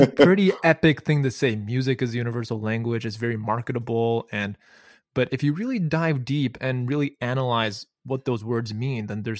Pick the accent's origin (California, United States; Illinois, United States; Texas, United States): Illinois, United States; Chicago; Well, yeah, I'm also from Chicago.